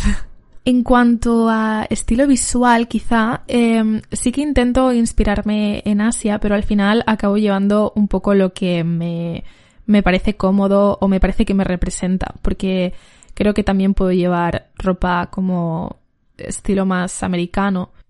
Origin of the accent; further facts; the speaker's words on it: Valencia, Valencian Community, Spain; soy una cantante de Valencia